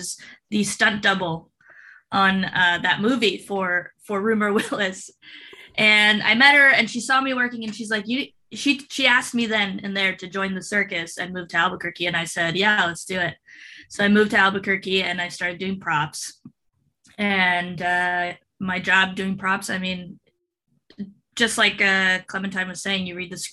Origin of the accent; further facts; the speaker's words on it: Mexico; first language Spanish; English is a second language; I'm Mexican, so I know Spanish. It's my first language